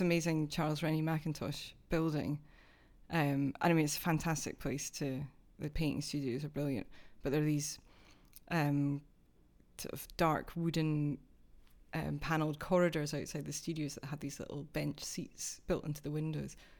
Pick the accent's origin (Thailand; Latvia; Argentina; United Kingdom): United Kingdom; Dunfermline, Scotland; also born or lived in Glasgow; now in London, United Kingdom; I'm actually from the east coast of Scotland, which is a slightly different accent